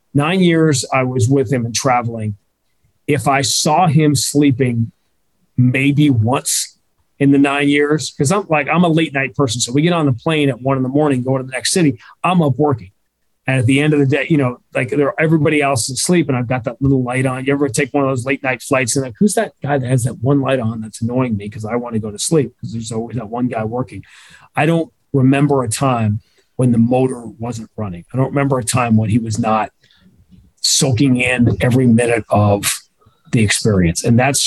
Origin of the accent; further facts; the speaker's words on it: New York, United States; moved away; I grew up in New York.